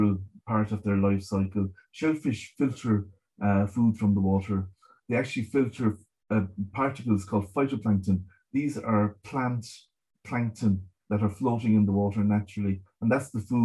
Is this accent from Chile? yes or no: no; Galway, Connacht, Ireland; I grew up in Galway. We were right beside the River Corrib.